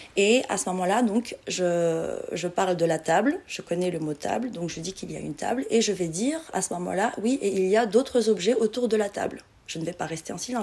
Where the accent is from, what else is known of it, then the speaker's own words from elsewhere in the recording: Morocco; moved away as an adult; also born or lived in Casablanca / Granada / Paris; je suis marocaine